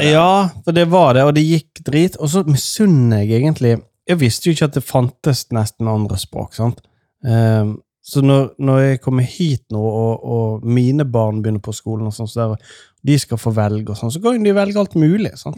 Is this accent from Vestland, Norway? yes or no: yes; Nordfjord, Vestland, Norway; I Nordfjord, der jeg kommer fra